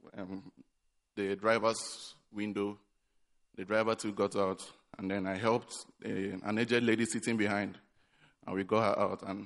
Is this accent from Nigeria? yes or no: yes; Nigeria; now in Accra, Ghana; back home in Nigeria